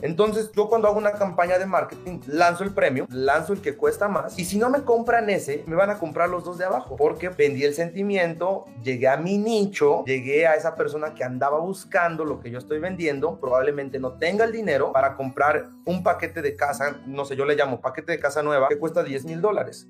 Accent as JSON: {"language": "Spanish", "country": "Mexico", "moved": "yes", "lives_now": "United States", "said": "yo soy mexicano"}